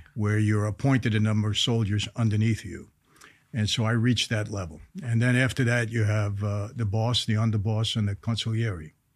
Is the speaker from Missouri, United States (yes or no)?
no; New York City, New York, United States; I grew up in Brooklyn, New York